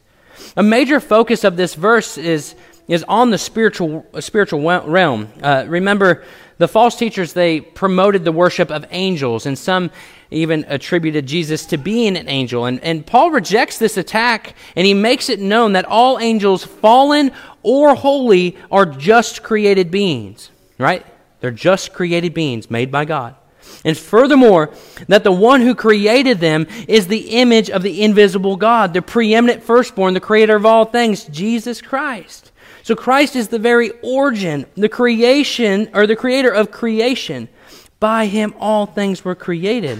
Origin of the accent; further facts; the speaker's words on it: Washington, United States; now in Missouri, United States; Before I moved to Missouri, I was born in Washington State